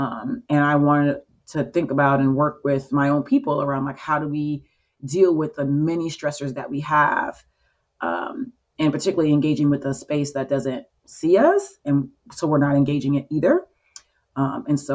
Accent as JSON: {"language": "English", "region": "Florida", "country": "United States", "also_born_or_lived": "Chicago", "moved": "yes", "lives_now": "Baltimore, United States", "said": "Well, I moved here from Chicago. I'm from Florida, but I was in Chicago for a few years."}